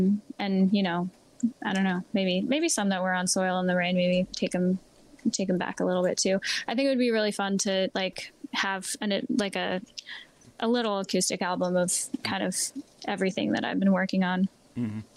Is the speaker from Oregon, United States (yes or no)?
no; Lancaster, Pennsylvania, United States; moved away as an adult; now in Nashville, United States; I was from Lancaster